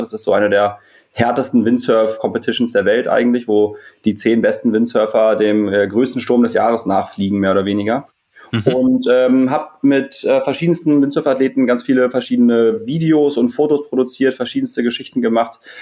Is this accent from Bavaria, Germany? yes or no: no; Berlin, Germany; Wir sind ähm, fast alles Berliner, äh, gebürtige Berliner vom Wellenwerk